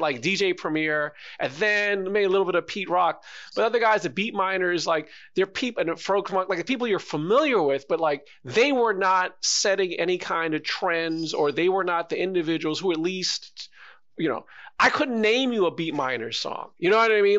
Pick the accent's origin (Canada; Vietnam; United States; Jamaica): Canada; talk about our music and our culture, being a Canadian